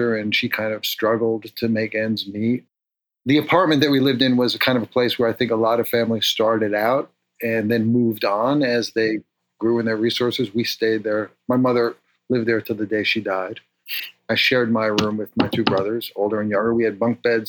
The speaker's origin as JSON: {"language": "English", "town": "New York City", "region": "New York", "country": "United States", "tie": "born or raised there", "moved": "yes", "said": "I grew up in the North Bronx"}